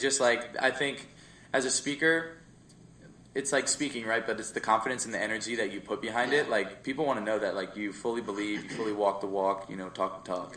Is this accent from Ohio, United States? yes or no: no; Jersey Shore, New Jersey, United States; we moved to Jersey Shore